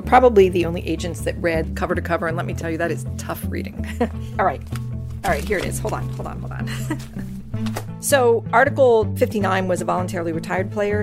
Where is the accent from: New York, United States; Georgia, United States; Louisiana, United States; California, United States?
California, United States; San Francisco; I was born and raised in San Francisco, and I brought my whole family who are rabid Giants fans